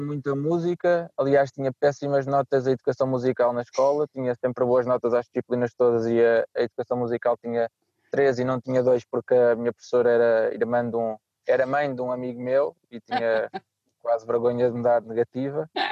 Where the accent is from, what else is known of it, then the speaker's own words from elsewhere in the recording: Nazaré, Leiria District, Portugal; moved away as an adult; now in Porto, Portugal; eu sou da Nazaré, minha mãe é lisboeta